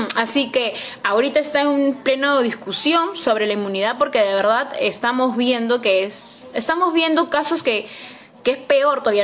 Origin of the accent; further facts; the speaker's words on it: Peru; somos los peruanos